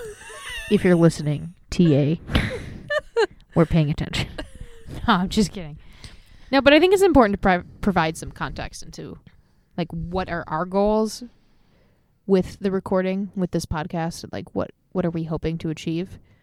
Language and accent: English; Illinois, United States; moved away as an adult; now in Seattle, United States; I am a 27 year old transplant in Seattle. I grew up in Illinois